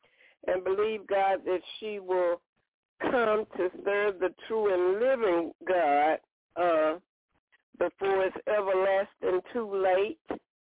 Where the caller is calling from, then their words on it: Alabama, United States; from Alabama.